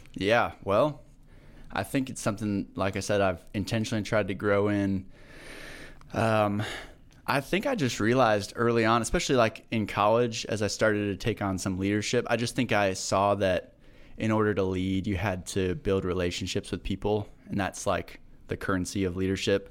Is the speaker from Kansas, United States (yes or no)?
yes; Manhattan, Kansas, United States; I grew up in Manhattan